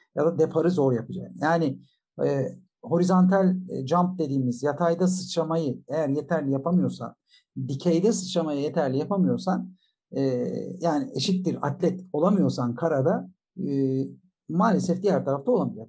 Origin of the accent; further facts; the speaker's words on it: Bolu Province, Turkey; ben 1966 yılında Bolu'da doğdum